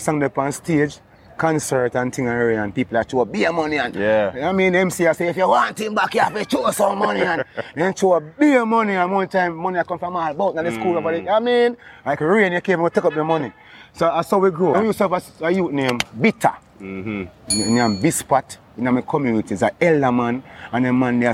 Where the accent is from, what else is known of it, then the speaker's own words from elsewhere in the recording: Bath, Saint Thomas, Jamaica; also born or lived in Kingston, Jamaica; I tell him about Bath. That's where I'm born and grew